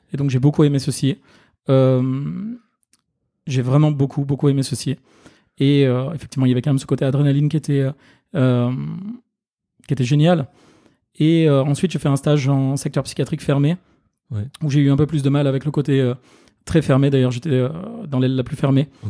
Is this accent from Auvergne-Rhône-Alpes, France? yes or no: yes; Ardèche, Auvergne-Rhône-Alpes, France; moved away as an adult; now in Paris, France; je suis originaire d'Ardèche